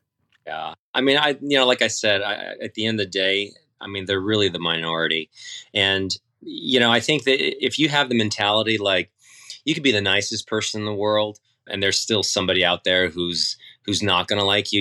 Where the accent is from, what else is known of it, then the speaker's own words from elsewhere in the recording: San Diego, California, United States; I grew up in San Diego first for tennis